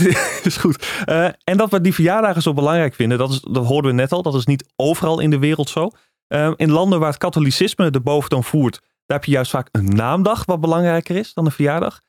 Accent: Netherlands; We zijn Nederlanders met die praktische mentaliteit

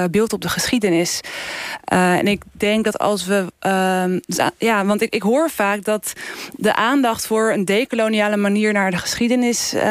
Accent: Netherlands; En wij als Nederlanders hadden daar eh, iets goeds te brengen.

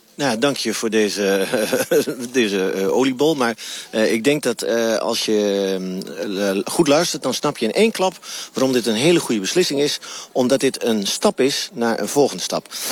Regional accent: Twente, Overijssel, Netherlands; ik kom uit Twente en Twente heeft nog altijd een hele grote saamhorigheidsgevoel, dat noemen wij Noberschap

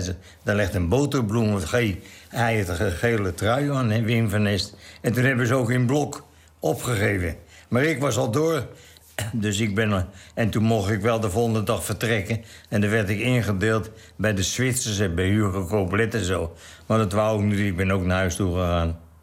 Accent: Velsen, North Holland, Netherlands; also born or lived in Haarlem; Velz hier bij de Hoogovers.

